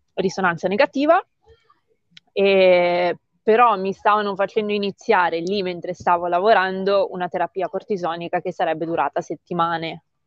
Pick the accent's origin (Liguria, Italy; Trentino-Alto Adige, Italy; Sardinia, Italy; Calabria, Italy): Liguria, Italy; Sanremo; sono di Sanremo e vivo in un paesino nell'entroterra